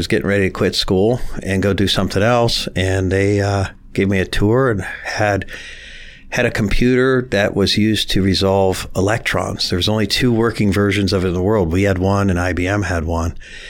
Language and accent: English; Warren, Ohio, United States; accent: hillbilly; I grew up right off North Road on Quarry Lane and technically in Howland, but surrounded all about Warren. And always consider myself a Warrenite. And even though I went to Howland High School